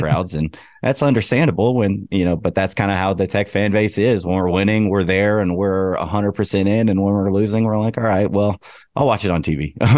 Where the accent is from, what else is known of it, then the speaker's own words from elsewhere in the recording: Lubbock, Texas, United States; I'm from Lubbock. I've been going to games my whole life